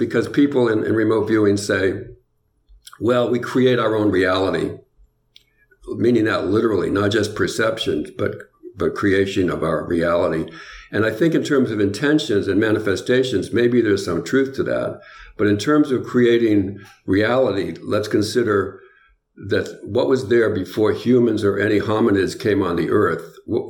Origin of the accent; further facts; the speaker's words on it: New England, United States; I'm from New England